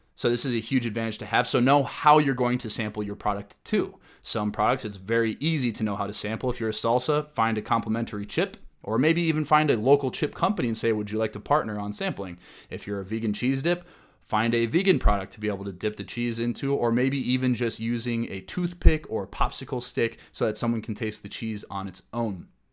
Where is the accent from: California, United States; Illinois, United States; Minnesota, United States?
Minnesota, United States; Minneapolis; my hometown of the Twin Cities